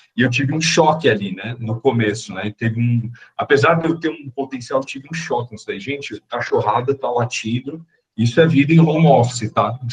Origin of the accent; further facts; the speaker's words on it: São Paulo, Brazil; eu sou de São Paulo